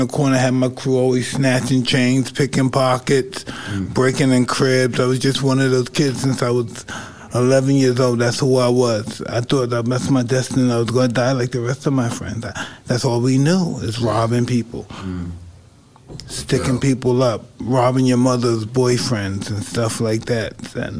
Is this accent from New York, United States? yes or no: yes; New York City, New York, United States; if anybody know we're from Brownsville